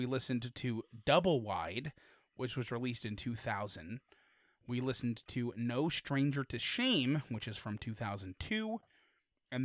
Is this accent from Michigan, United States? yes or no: yes; Detroit, Michigan, United States; I'm from Detroit.